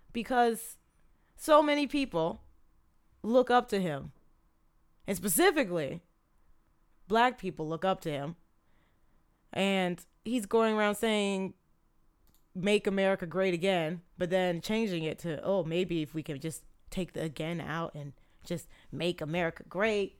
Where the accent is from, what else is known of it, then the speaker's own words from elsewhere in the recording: Cleveland, Ohio, United States; moved away as an adult; now in South Korea; I'm from Cleveland, Ohio.